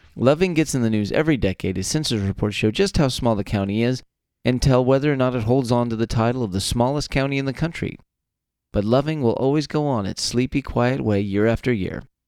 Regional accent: Texas, United States; born or raised there

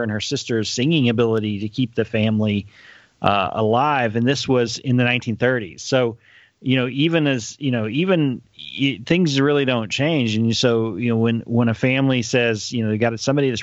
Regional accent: Texas, United States; growing up in Texas

